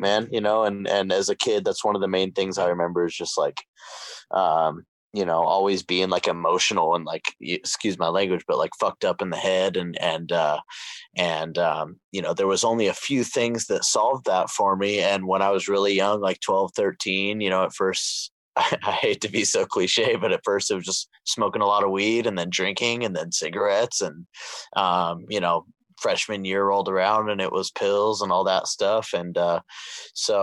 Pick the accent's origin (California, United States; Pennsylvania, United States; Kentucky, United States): California, United States; Camarillo; I grew up here in Camarillo, which is like right over here by Ventura, Oxnard, that area.